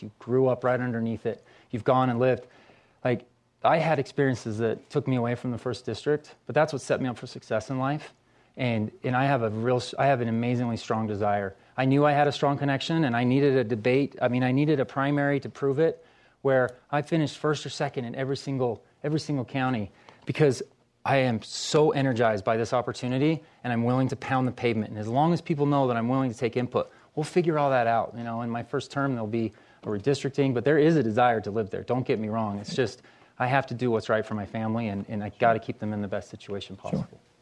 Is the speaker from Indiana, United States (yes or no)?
no; Ogden, Utah, United States; moved away as an adult; I'm from Ogden.